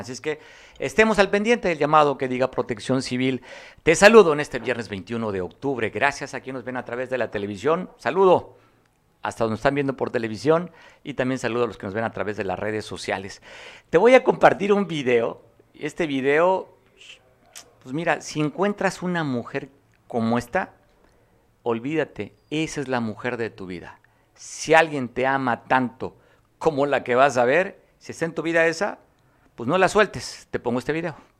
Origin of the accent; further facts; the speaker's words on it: Mexico; como mexicano me incluyo